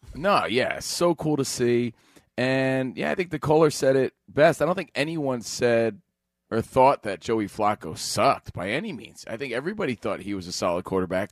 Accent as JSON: {"language": "English", "town": "Union", "region": "New Jersey", "country": "United States", "tie": "born or raised there", "moved": "yes", "said": "live from Union, New Jersey, my hometown"}